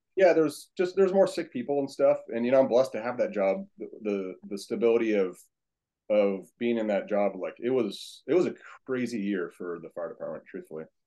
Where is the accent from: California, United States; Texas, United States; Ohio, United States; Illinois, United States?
California, United States; Huntington Beach; born and raised in Huntington Beach, California.